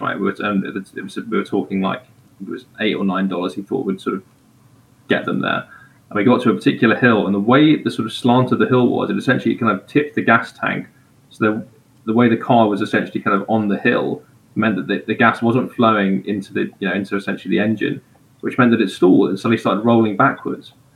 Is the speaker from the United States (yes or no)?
no; England, United Kingdom; moved away; as an English person